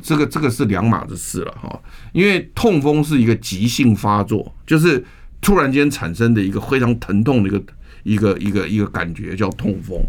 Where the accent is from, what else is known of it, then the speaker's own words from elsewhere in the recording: Taiwan; 我们台湾人